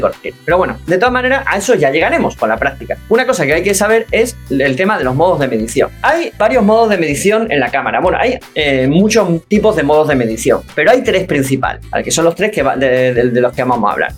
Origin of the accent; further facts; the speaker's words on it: Ceuta, Spain; información de mi tierra, que es RTVC, Radio Televisión Ceuta